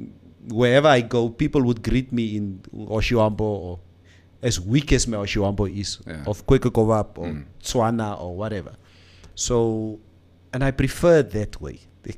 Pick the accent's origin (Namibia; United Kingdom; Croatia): Namibia; because I come from Karatura where there's a quagmire of Nama, Tamara, Afrikaans.